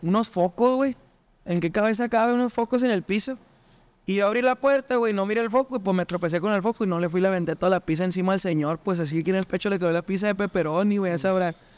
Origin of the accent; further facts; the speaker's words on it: Chihuahua, Mexico; soy de Chihuahua